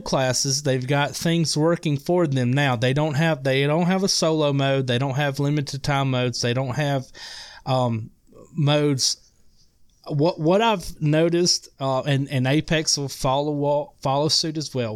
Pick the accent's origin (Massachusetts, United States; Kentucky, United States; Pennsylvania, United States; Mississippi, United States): Mississippi, United States; accent: Mississippi; now I'm in, I'm in Mississippi, um, if you can't tell by my accent.